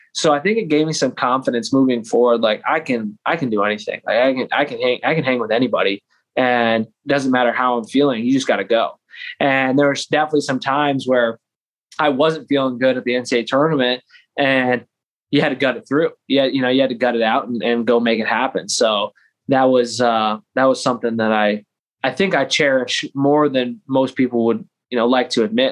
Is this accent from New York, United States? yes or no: yes; Lansing, New York, United States; also born or lived in Ithaca, New York; I grew up in Lansing, New York, which is the next town north on uh, Cayuga Lake